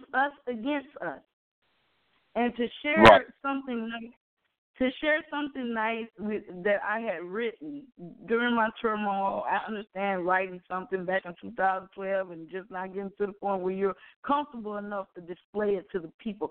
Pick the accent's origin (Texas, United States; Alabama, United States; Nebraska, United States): Alabama, United States; Mobile; we grew up in Orange Grove